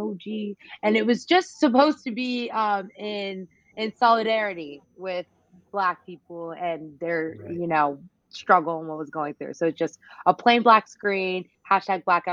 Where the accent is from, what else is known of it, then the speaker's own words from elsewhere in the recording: North Carolina, United States; I'm from North Carolina